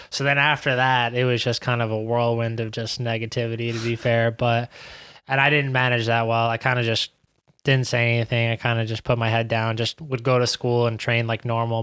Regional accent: New York City, New York, United States; moved away as an adult; now in Hartford, United States; growing up in Queens

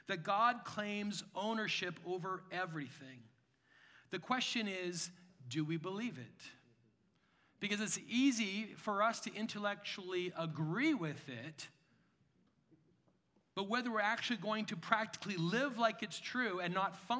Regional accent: Canada; I'm a Canadian.

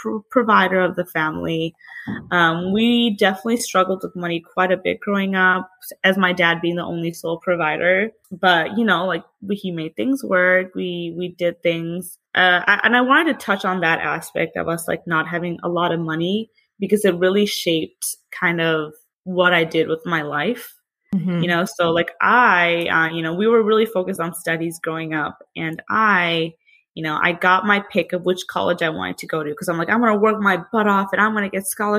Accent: Bangladesh; now in Austin, United States; I'm from Bangladesh, so it's like a country right beside India. My parents were both born and raised there. I was also born there as well, along with my sister.

